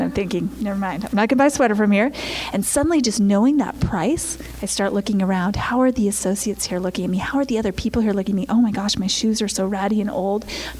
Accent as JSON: {"language": "English", "region": "Idaho", "country": "United States", "said": "Now, remember, I'm a girl from Idaho, so this is before I was, like, out in the world."}